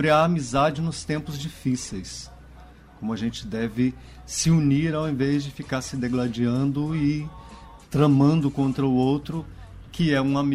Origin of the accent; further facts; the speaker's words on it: Goiás, Brazil; also born or lived in Minas Gerais; now in Maranhão, Brazil; Mas eu fui um mineiro que nasceu por acidente em Minas, me criei em Goiás e eu digo sempre que eu renasci no Maranhão.